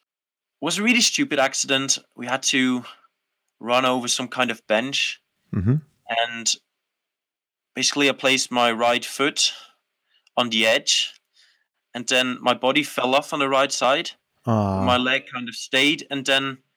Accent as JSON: {"language": "English", "region": "Schwyz", "country": "Switzerland", "tie": "born or raised there", "also_born_or_lived": "Netherlands", "second_language": "English", "said": "me as a foreigner living in a really small town in a conservative part of Switzerland, it was very difficult for me growing up"}